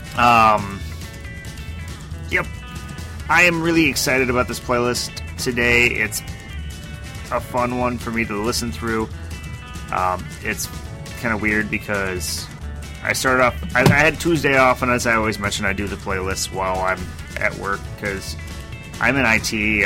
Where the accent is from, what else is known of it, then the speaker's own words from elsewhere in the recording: United States; I'm American